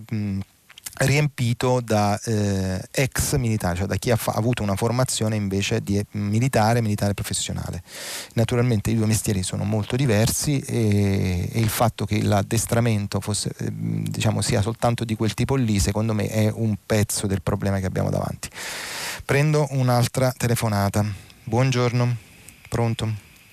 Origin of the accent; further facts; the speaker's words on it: Naples, Campania, Italy; io sono napoletano di nascita e bagnolese nell'anima